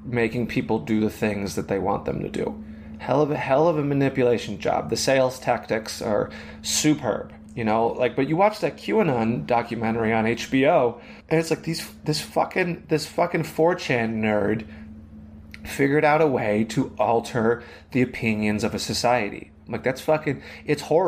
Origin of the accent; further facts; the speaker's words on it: Chicago, Illinois, United States; I'm from Chicago